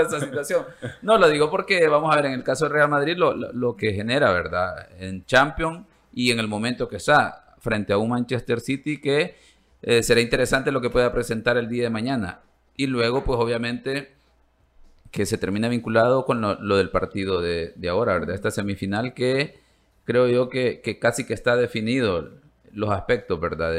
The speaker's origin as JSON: {"language": "Spanish", "country": "El Salvador", "said": "Como salvadoreños"}